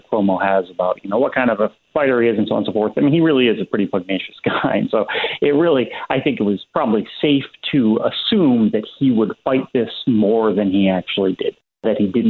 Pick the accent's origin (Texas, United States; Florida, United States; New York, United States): New York, United States; Rochester; I'm actually from Rochester, which is in Western New York